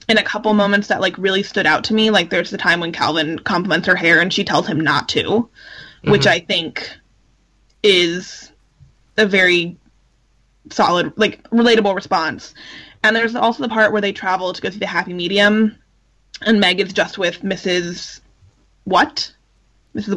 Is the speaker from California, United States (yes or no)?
yes; California, United States; as a Californian